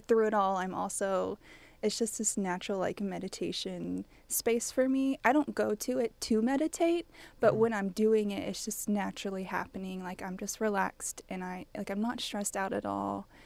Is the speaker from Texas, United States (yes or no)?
yes; College Station, Texas, United States; I'm from College Station